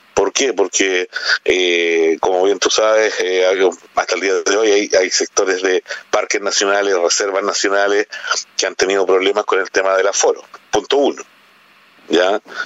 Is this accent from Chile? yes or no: yes; Chile; como buen chileno